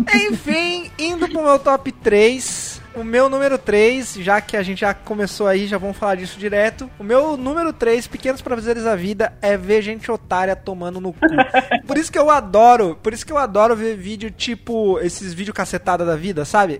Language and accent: Portuguese; Brazil; a gente sendo brasileiro